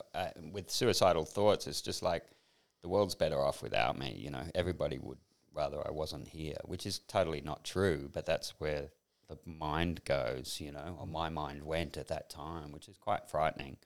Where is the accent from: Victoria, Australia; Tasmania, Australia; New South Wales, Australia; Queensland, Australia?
New South Wales, Australia; Sydney; moved away as an adult; also born or lived in New York / France / England; I grew up in Sydney, grew up on the northern beaches, surfy kind of life